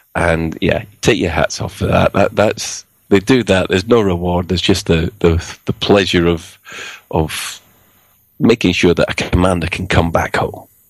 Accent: Glasgow, Scotland, United Kingdom; I am Glaswegian

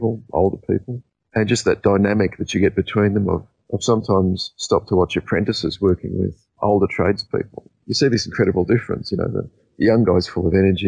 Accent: Australia; being an Australian

